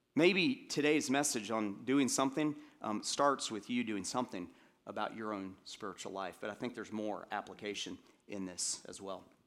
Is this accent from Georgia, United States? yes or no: yes; Atlanta, Georgia, United States; I grew up in Atlanta, and, um, when I got into eighth grade, I, uh, we moved back to Atlanta for a second time, and I ended up living there for most through middle school and high school